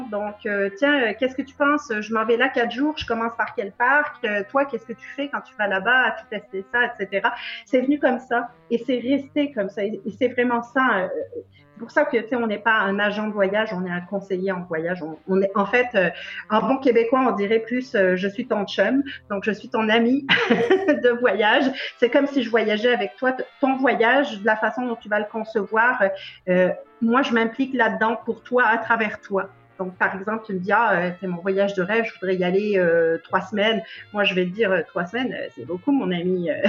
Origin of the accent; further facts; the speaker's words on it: France; moved away; j'ai beaucoup bougé aussi. j'ai quitté la France il y a plus d'une vingtaine d'années maintenant.